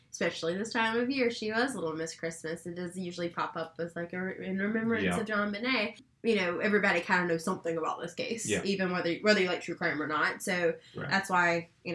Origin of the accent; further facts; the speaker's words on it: the South, United States; growing up in the South